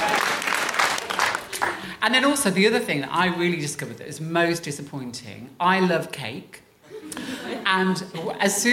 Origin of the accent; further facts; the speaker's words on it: Coventry, West Midlands, United Kingdom; I was from Coventry, I didn't have the best start